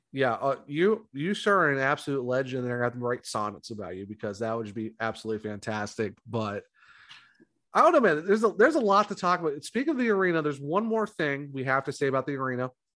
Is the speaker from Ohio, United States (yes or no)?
yes; Ohio, United States; also born or lived in North Carolina; now in South Carolina, United States; I'm originally from Ohio